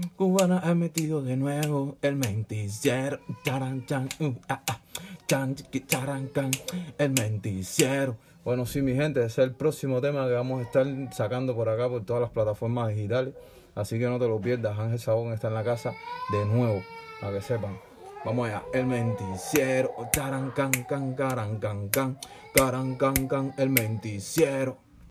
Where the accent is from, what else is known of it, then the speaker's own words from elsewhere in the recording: Cuba; now in Peru; mi tierra querida